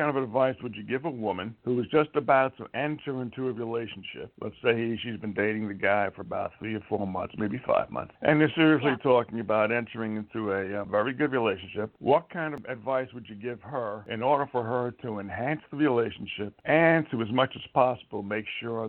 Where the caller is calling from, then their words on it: Montana, United States; I'm from Montana.